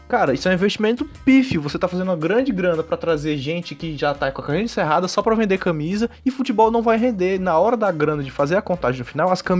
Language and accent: Portuguese; Fortaleza, Ceará, Brazil; nós somos de Fortaleza